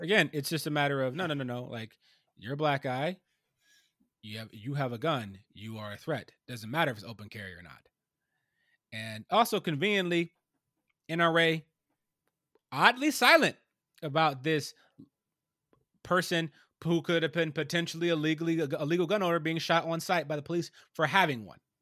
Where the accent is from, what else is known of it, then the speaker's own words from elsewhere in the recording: Ohio, United States; my home state of Ohio, actually, my home state